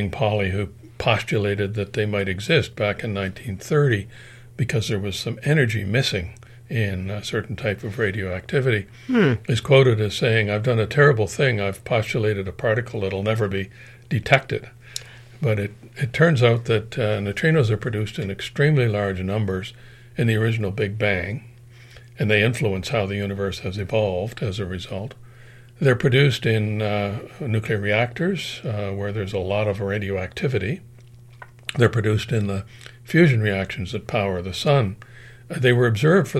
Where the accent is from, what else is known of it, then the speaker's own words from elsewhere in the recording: Sydney, Nova Scotia, Canada; moved away as an adult; also born or lived in Pasadena, California / Chalk River, Ontario / Princeton, New Jersey; now in Kingston, Canada; I'm originally from Sydney, Nova Scotia